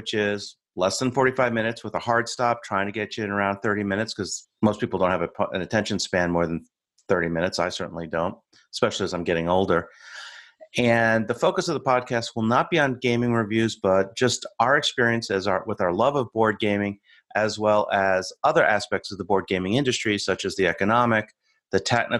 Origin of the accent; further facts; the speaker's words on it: United States; I'm your American host